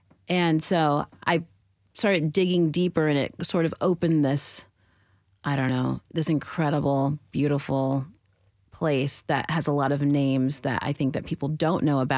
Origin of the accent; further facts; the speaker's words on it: California, United States; moved away as an adult; now in Nashville, United States; I was born on the West Coast, California, raised, very proud of that. And I found myself here 7 years ago